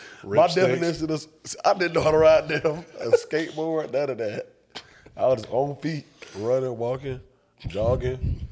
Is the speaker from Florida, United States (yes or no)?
yes; Jacksonville, Florida, United States; Jacksonville for me, it's not as good or bad as everybody like me, as most people like have it.